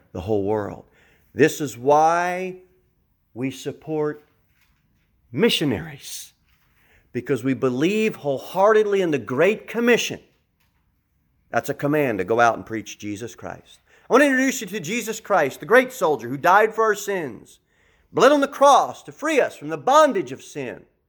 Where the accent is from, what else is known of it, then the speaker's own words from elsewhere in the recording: United States; I want to address you as an American